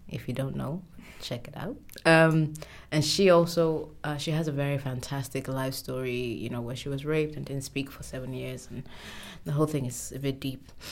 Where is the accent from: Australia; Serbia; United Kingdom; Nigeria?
Nigeria; I'm Nigerian